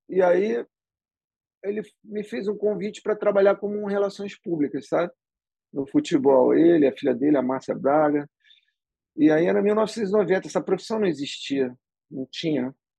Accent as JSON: {"language": "Portuguese", "region": "Rio de Janeiro", "country": "Brazil", "tie": "born or raised there", "said": "sou carioca, né? Do Leblon. Nasci no Leblon e vivo lá até hoje. É... e sempre fui criado ali"}